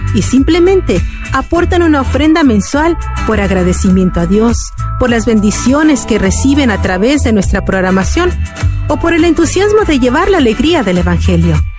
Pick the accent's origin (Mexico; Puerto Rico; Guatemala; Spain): Mexico; mi país, México